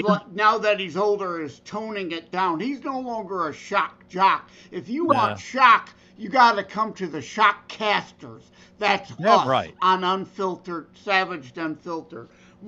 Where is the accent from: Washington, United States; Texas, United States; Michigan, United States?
Michigan, United States; Detroit; I'm from the Detroit area